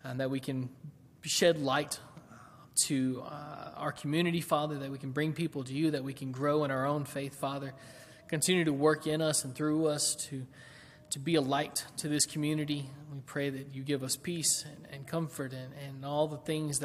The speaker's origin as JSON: {"language": "English", "town": "Waverly", "region": "Tennessee", "country": "United States", "tie": "born or raised there", "moved": "yes", "said": "the city I grew up in Waverly"}